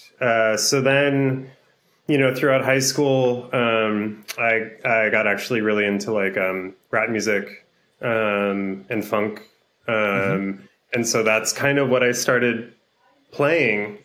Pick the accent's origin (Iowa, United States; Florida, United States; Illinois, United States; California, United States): California, United States; Los Angeles; also born or lived in Boston; I'm from Los Angeles, so I super missed home